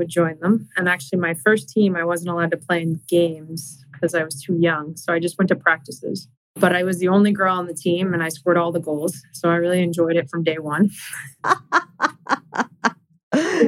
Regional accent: Arlington, United States; We grew up in Arlington

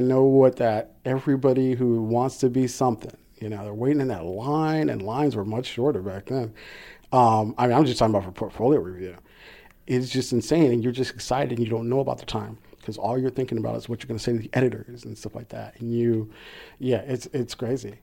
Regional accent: Compton, California, United States; born or raised there

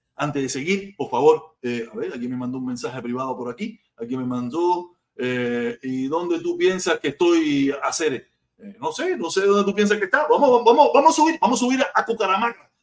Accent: Cuba; now in Miami, United States; yo soy un protector cubano

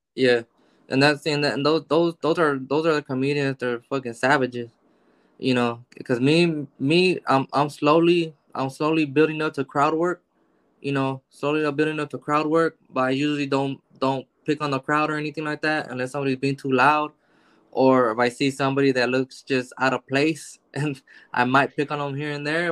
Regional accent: Los Angeles, California, United States; I grew up in South Central. So I got I got 15 years in Watts

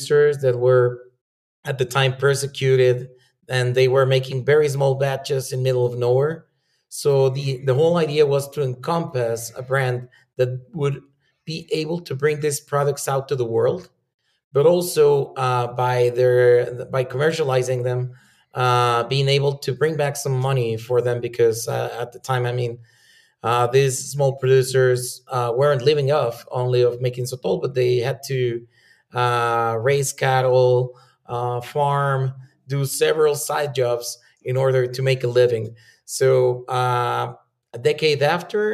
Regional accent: Chihuahua, Mexico; I was born and raised in Chihuahua.

